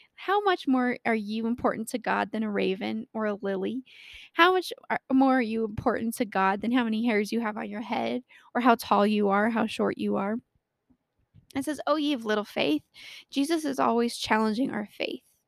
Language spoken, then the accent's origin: English; Colorado, United States; born or raised there